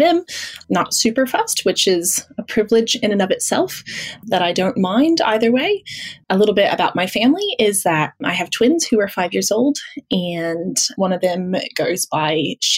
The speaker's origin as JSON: {"language": "English", "region": "Midwest", "country": "United States", "tie": "born or raised there", "moved": "as an adult", "lives_now": "Melbourne, Australia", "said": "in the States, I spent the first 20 so years of my life in the Midwest."}